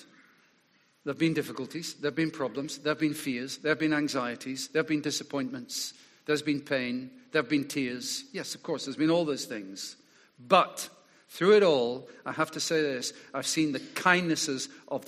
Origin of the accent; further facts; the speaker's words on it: Scotland, United Kingdom; moved away; as a boy growing up in Scotland